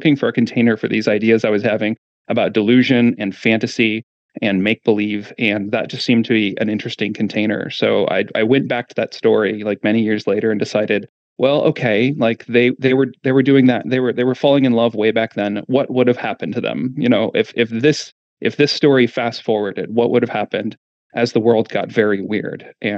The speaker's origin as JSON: {"language": "English", "region": "Midwest", "country": "United States", "tie": "born or raised there", "said": "And I grew up in the Midwest, all, you know, we moved around a lot, but mostly, you know, lived in the suburban and rural kind of parts of the Midwest."}